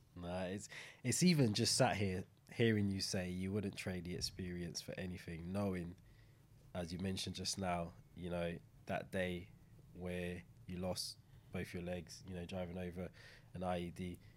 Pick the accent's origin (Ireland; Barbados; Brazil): Barbados; Saint Michael; moved away; coming from the same place, growing up, you know, even though Saint John, Saint Michael kind of you know, growing up in Barbados